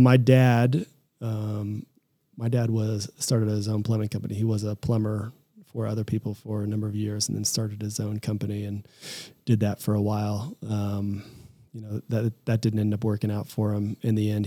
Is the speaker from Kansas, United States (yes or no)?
yes; Lawrence, Kansas, United States; moved away as an adult; also born or lived in Boulder, Colorado; I grew up in Kansas. I'm a Midwestern kid.